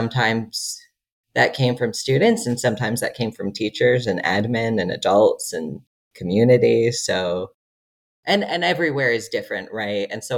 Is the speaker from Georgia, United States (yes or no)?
yes; Georgia, United States; moved away as an adult; now in Utah, United States; So I grew up in Georgia, actually, but my family is from the Midwest. Both my parents grew up on farms.